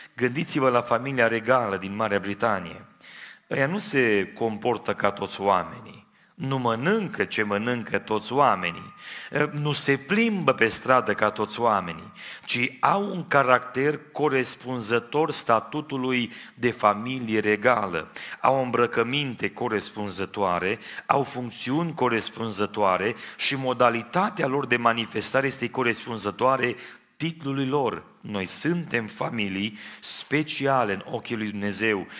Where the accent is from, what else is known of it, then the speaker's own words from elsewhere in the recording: Timișoara, Timiș County, Romania; now in Trossingen, Germany; M-am născut în Timișoara